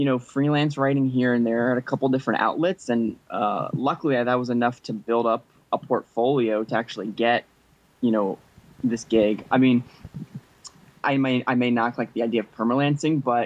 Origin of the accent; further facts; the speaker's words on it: New Jersey, United States; also born or lived in Los Angeles; I came back to New Jersey. I'm from Jersey